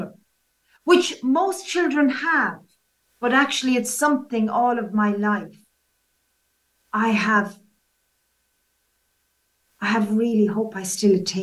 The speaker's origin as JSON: {"language": "English", "area": "County Waterford", "region": "Munster", "country": "Ireland", "tie": "born or raised there", "accent": "Irish", "moved": "as an adult", "lives_now": "England", "said": "I've lived in England for 35 years. However, I was born in Southern Ireland, in County Waterford. And as people say, I never lost the accent"}